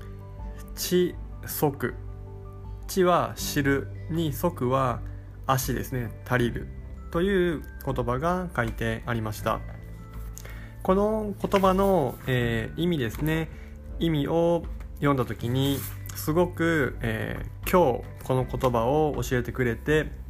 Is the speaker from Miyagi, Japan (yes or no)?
no; Kagawa, Japan; 地元香川県に住むからこそ